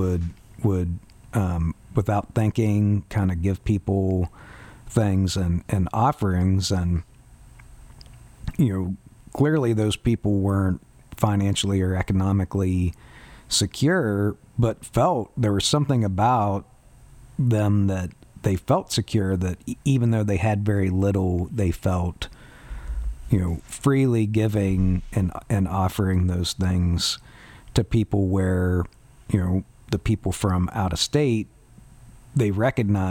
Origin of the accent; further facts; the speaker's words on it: West Virginia, United States; I'm from West Virginia